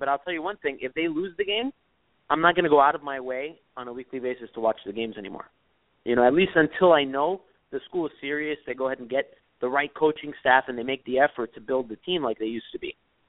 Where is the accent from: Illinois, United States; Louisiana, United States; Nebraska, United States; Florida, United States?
Florida, United States; Miami; I'm from Miami, yeah, born and raised.